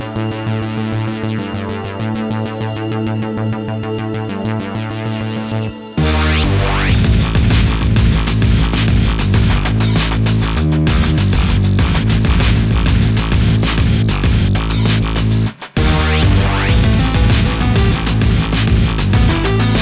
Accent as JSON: {"language": "English", "region": "England", "country": "United Kingdom", "said": "I'm English."}